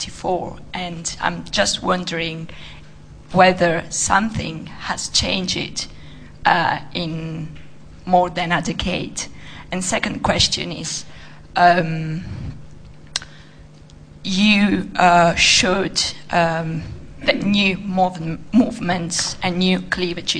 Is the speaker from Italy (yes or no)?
yes; Italy; I'm from Italy.